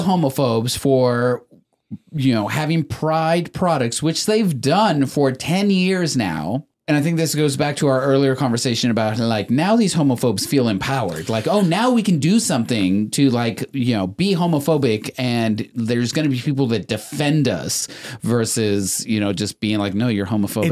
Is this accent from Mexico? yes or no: yes; Mexico; moved away; I was born in Mexico. My parents came from Mexico